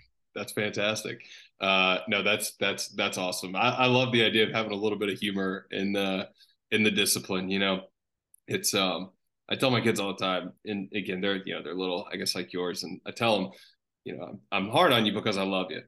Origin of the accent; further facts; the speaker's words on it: Chattanooga, Tennessee, United States; my hometown of Chattanooga